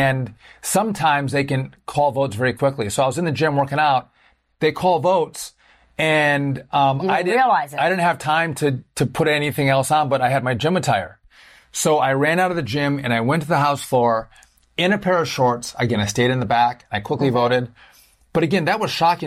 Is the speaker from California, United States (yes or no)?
no; Wisconsin, United States; I'm from Wisconsin.